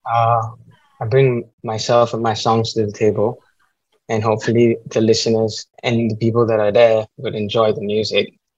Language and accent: English; Singapore; As a Singaporean